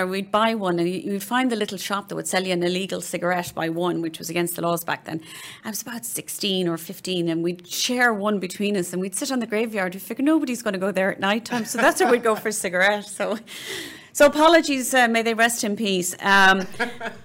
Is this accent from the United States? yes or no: no; Cork, Munster, Ireland; I was born and raised in Cork